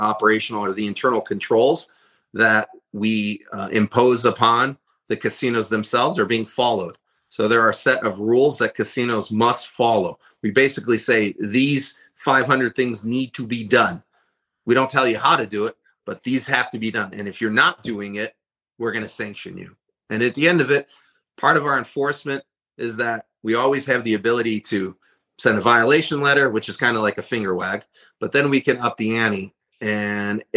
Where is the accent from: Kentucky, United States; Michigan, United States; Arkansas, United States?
Michigan, United States; Detroit; now in Nevada, United States; growing up in Detroit